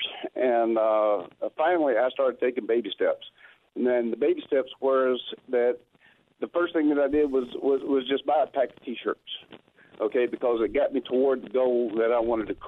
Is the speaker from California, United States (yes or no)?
no; Savannah, Georgia, United States; I'm from Savannah, Georgia. I'm living in Savannah, Georgia right now.